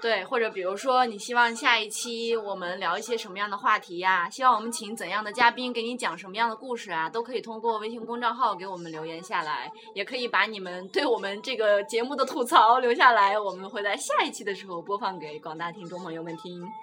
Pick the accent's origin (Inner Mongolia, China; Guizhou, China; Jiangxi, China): Inner Mongolia, China; moved away as an adult; now in Beijing, China; 我来自内蒙古 然后呢，我现在在北京